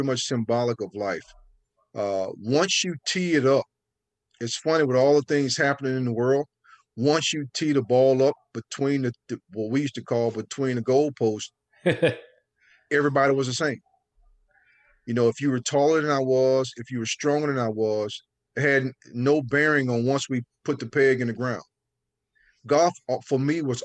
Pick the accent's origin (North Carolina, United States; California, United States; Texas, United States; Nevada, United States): North Carolina, United States; growing up in North Carolina, I mean, they call it tobacco road for a reason